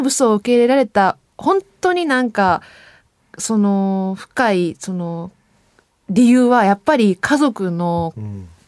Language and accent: Japanese; Kansai, Japan; 関西人なので私、